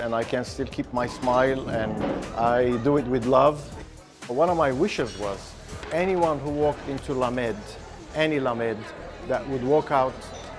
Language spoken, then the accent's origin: English; Lebanon; moved away; I'm Armenian from Lebanon